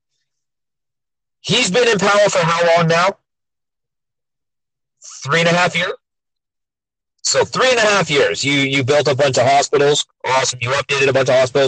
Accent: Milton, Ontario, Canada; moved away; my hometown of Milton, our hospital, when I moved away

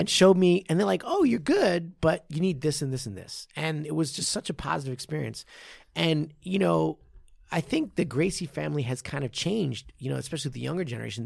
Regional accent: Japan; I, I'm from Jap-, Japan.

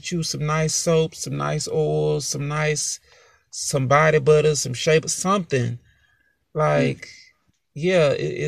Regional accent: the South, United States; I'm from the South, y'all

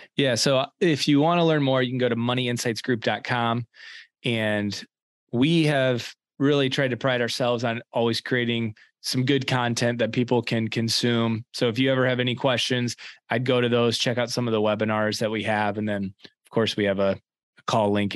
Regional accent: East Lansing, Michigan, United States; so I was born and raised in East Lansing, Michigan.

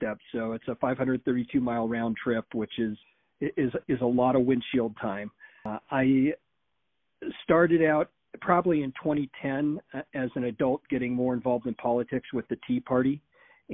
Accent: Beaverton, Oregon, United States; also born or lived in Klamath County, Oregon; I was raised in Beaverton, Oregon, back in the 70s and 80s, graduated from Sunset High School

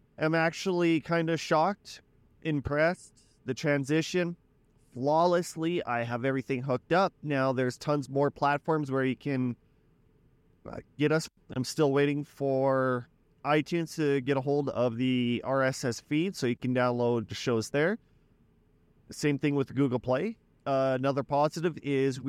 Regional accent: Weyburn, Saskatchewan, Canada; my hometown of Weyburn

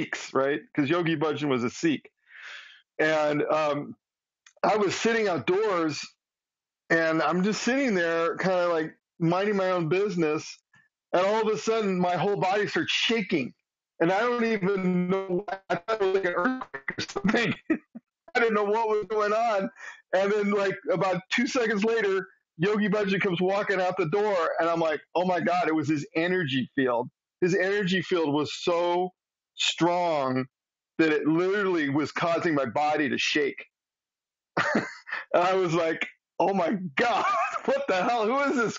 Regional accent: Southern California, United States; moved away; also born or lived in Eugene, Oregon; I grew up in Southern California

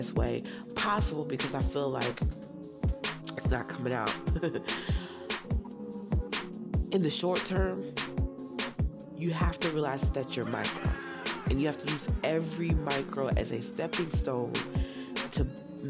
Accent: Browns Mills, New Jersey, United States; also born or lived in Newark, New Jersey; now in Statesboro, Georgia, United States; Even though I stay in Statesboro, Georgia, I am originally from Browns Mills, New Jersey, born in Newark, New Jersey

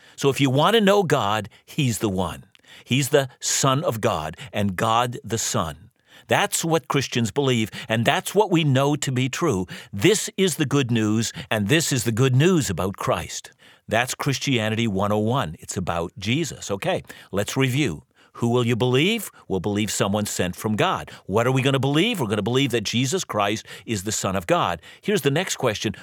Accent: Vancouver, British Columbia, Canada; I'm from Vancouver, and, and proudly so

